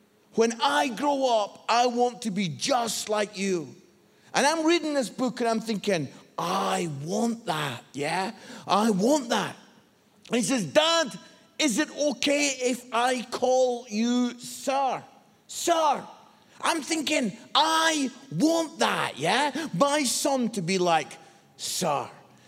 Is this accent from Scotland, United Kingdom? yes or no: yes; Scotland, United Kingdom; I'm Scottish.